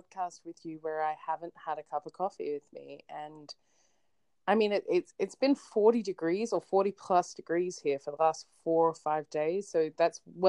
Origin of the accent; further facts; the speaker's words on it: Sydney, New South Wales, Australia; I'm from Sydney, and technically I am from Sydney, but I live in a suburb that's in a different city within